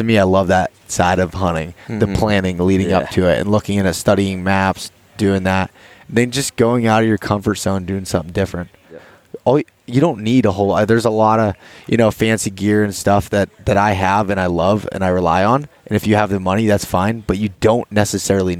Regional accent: northern Pennsylvania, United States; born or raised there; also born or lived in Pittsburgh area

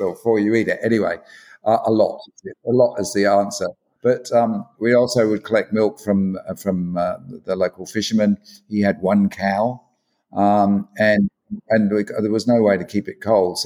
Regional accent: London, United Kingdom; moved away as an adult; now in Australia; I was born in London, in fact. And I migrated to Australia when I was 27.

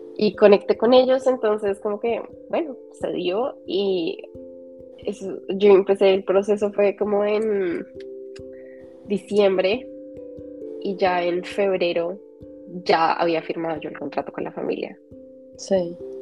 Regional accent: Colombia; moved away as an adult; also born or lived in England; Yo siempre supe que quería vivir fuera de Colombia

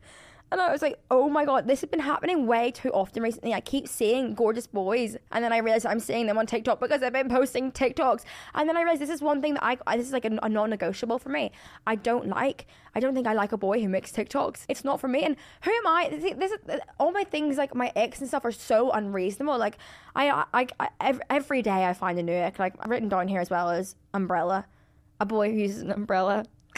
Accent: Ireland; Like, I don't get me wrong, I'm Irish, I love drinking.

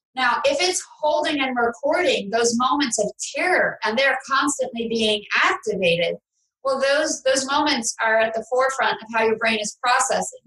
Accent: New York City, New York, United States; moved away as an adult; now in Palm Beach, United States; I'm from New York City.

